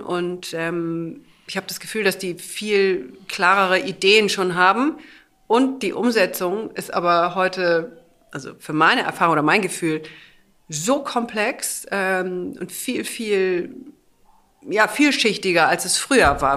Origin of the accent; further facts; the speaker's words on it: the North, Northern Germany, Germany; wir kommen aus dem Norden